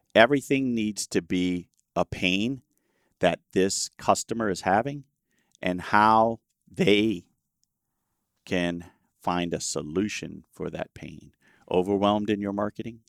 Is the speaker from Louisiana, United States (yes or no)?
yes; Louisiana, United States; I was born in Louisiana